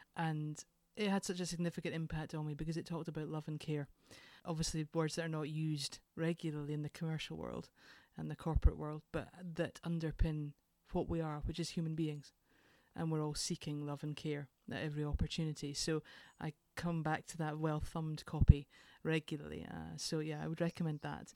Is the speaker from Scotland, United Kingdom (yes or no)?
yes; Edinburgh, Scotland, United Kingdom; I am from Edinburgh originally, and I was adopted as a very small baby